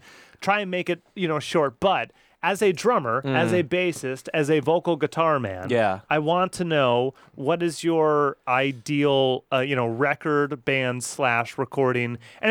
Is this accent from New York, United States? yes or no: no; Redford, Michigan, United States; I'm from Redford.